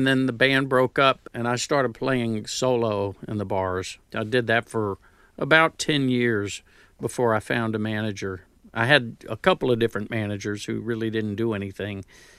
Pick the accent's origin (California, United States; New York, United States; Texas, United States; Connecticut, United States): Texas, United States; Houston; accent: New Jersey; also born or lived in New Jersey; Three of us were born in New Jersey, and then she would go back to Houston. And so I grew up in Houston, but I kept the Jersey accent.